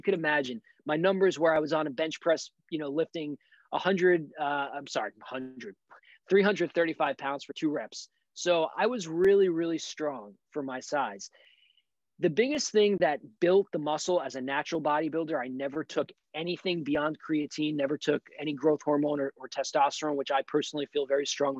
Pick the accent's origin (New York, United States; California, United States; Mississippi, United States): New York, United States; New York City; being a New Yorker from Brooklyn